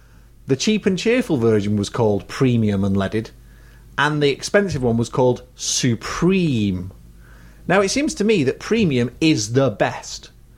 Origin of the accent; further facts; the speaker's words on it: United Kingdom; We are British.